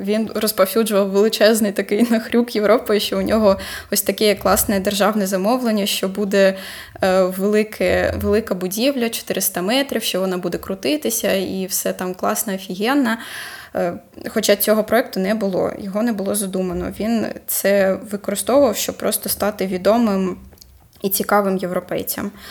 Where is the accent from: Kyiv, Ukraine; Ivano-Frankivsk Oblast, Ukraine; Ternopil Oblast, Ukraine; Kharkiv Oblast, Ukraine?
Kharkiv Oblast, Ukraine; Kharkiv; це просто дивовижно, що ми, як харків'яни, про нього прям зовсім забули.